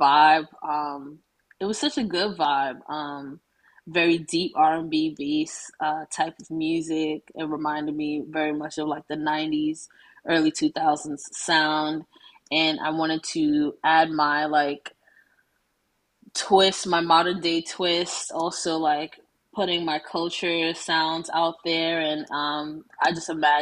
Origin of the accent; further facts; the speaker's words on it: New York City, New York, United States; growing up in Brooklyn